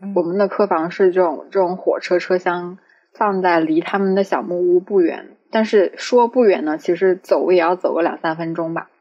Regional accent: Changsha, Hunan, China; 因为我是长沙人嘛

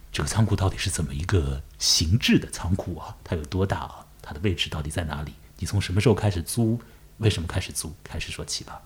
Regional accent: Chongming Island, Shanghai, China; 我也住在长江尽头，我的老家在崇明岛

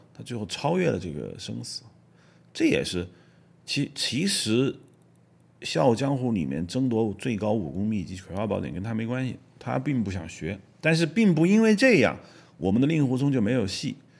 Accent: China; 我们作为中国人

